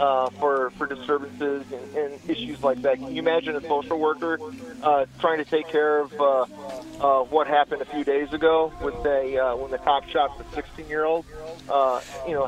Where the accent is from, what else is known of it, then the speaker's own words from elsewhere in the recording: Chicago, Illinois, United States; my hometown here